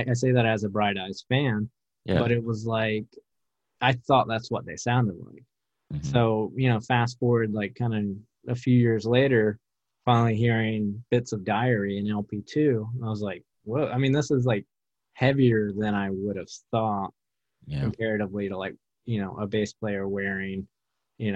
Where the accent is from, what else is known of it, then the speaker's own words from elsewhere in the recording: Wilmington, North Carolina, United States; in my hometown in Wilmington, North Carolina, you just went to metalcore shows